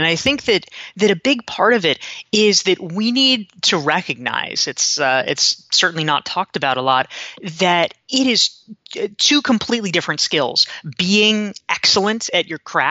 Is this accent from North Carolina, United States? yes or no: yes; North Carolina, United States; You know, I grew up in North Carolina, and so you do have to choose your sides.